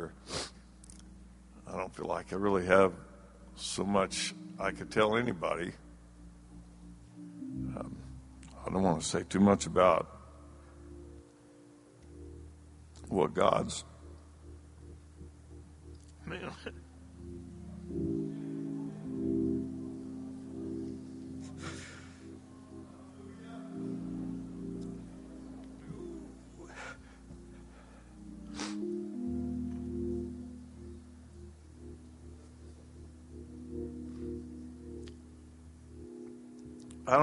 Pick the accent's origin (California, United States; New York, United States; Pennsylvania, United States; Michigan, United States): California, United States; Bakersfield; moved away; Born and raised in Bakersfield